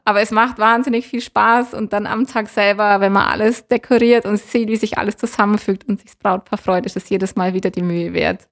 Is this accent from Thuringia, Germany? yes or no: no; Allgäu, Bavaria, Germany; wir sind Allgäuer